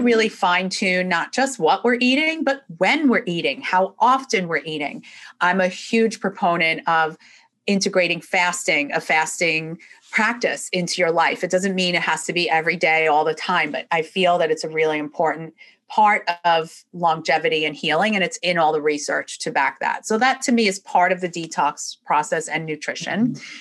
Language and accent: English; New York, United States; moved away as an adult; now in Florida, United States; originally I'm from New York. That will definitely come out and you'll hear it as I'm speaking. But I've been down here in Florida since 1997.